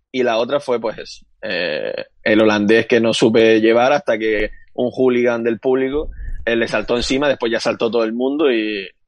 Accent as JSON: {"language": "Spanish", "area": "Fuerteventura", "region": "Canary Islands", "country": "Spain", "said": "yo siendo majorero"}